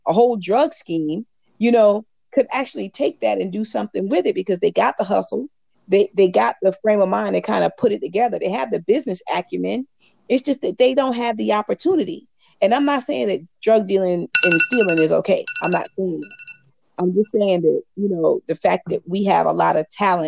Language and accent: English; St. Stephen, South Carolina, United States; moved away; I'm from St. Stephen, and until I moved from St. Stephen